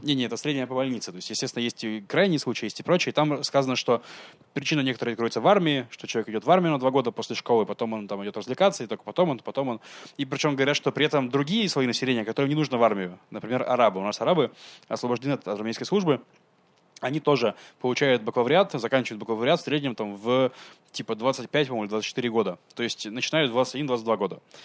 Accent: Russia; now in Israel; я из России

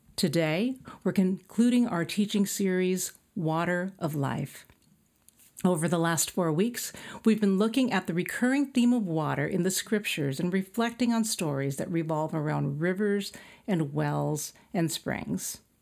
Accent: El Centro, California, United States; moved away; my hometown, El Centro, is a desert town

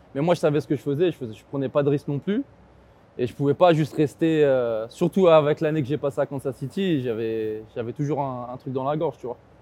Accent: Argenteuil, Île-de-France, France; je viens d'Argenteuil

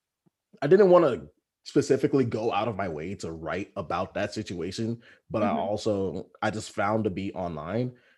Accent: Texas, United States; moved away; back home in Texas

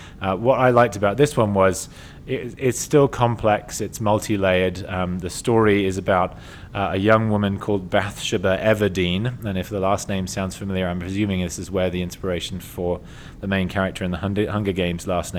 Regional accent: England, United Kingdom; I'm English

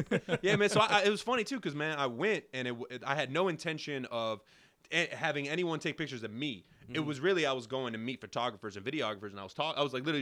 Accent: New York City, New York, United States; Originally from Brooklyn.

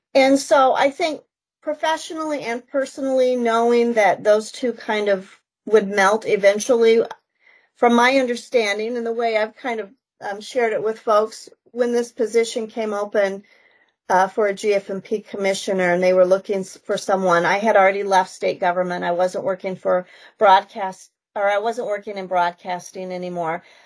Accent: Wyoming, United States; moved away as an adult; also born or lived in South Dakota; now in Vermillion, United States; I grew up in Wyoming, kind of the mountains of Wyoming, born and raised there

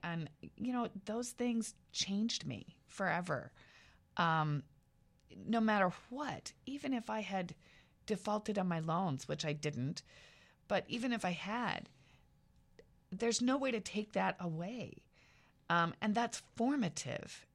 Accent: small town central Iowa, United States; moved away; I was from small town central Iowa

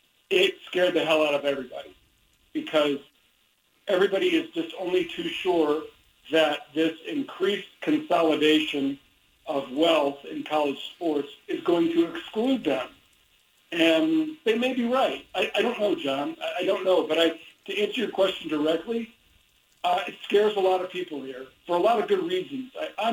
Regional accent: Midwest, United States; I know seasonal mood disorder is a real thing because I grew up in the Midwest, and I know about those winters

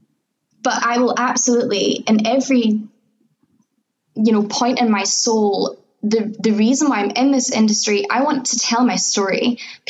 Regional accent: Scotland, United Kingdom; I was born here

